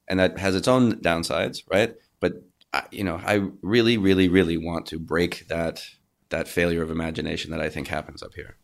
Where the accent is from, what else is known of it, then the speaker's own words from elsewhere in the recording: Canada; a Canadian actor